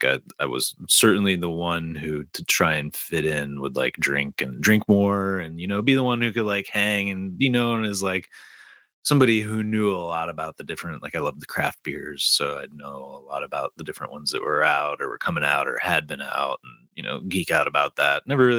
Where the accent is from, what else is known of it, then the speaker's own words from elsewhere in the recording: Detroit, Michigan, United States; The story I have is I'm originally from Detroit and a huge Detroit Red Wings fan